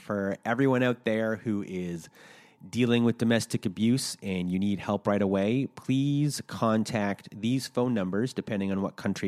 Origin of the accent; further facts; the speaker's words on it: Toronto, Ontario, Canada; Yeah, it's very confusing for some people. Because I'm from Toronto. I don't really consider that Canada because it was a big city.